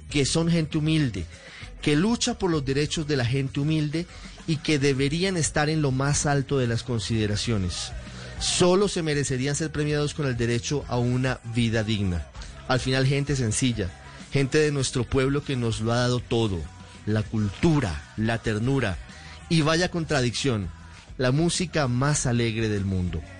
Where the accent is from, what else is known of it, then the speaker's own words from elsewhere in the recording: Colombia; pero ante todo soy un colombiano más y me duelen mis hermanos